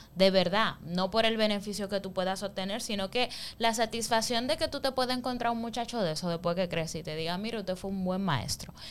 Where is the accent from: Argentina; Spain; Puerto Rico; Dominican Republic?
Dominican Republic; San Pedro de Macorís; Nosotros que somos de San Pedro